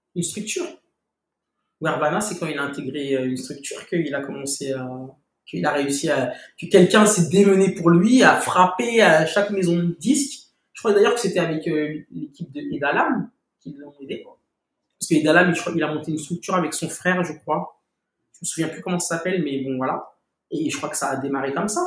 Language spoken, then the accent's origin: French; Paris, Île-de-France, France; j'ai j'ai grandi à Paris